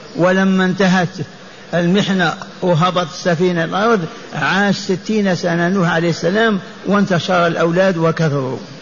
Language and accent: Arabic; Lioua, Biskra Province, Algeria; في قريتي التي ولدت فيها وعشت فيها